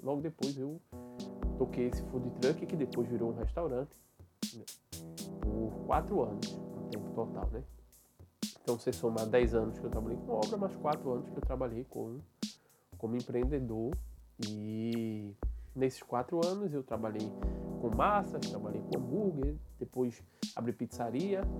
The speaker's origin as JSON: {"language": "Portuguese", "town": "Recife", "region": "Pernambuco", "country": "Brazil", "said": "sou, sou daqui de Recife"}